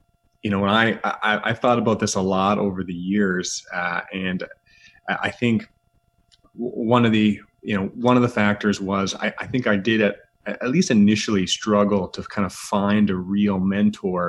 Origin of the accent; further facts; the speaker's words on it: Grimsby, Ontario, Canada; also born or lived in Halifax, Canada / London, United Kingdom; I grew up in Southern Ontario on the south side of the lake in a town called Grimsby